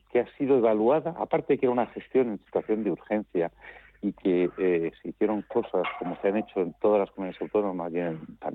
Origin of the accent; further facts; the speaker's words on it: Spain; lo que más me importa a mí como español